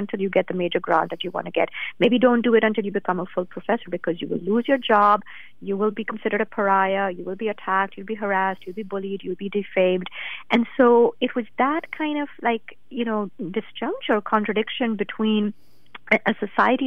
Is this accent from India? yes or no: yes; India; moved away; I grew up in India